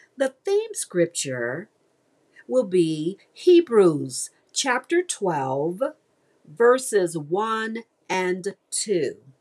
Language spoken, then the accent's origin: English; Mississippi, United States; now in Houston, United States; my home state of Mississippi, Okolona, Mississippi.